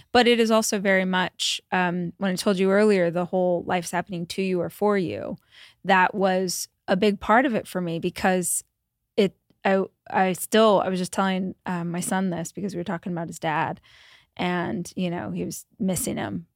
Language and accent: English; Bakersfield, California, United States; I grew up in Bakersfield, so Central Valley of California